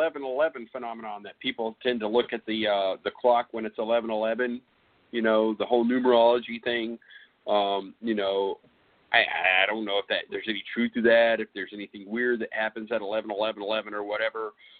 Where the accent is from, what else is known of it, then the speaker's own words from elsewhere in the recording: California, United States; born there; I was born in California and she was here in Arkansas.